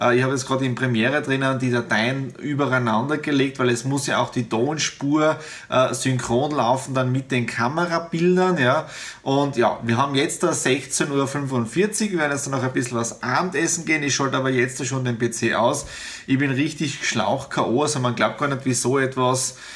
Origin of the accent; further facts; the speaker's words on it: Styria, Austria; ich bin ja aus der Südoststeiermark, aus dem ehemaligen Bezirk Bad Radkersburg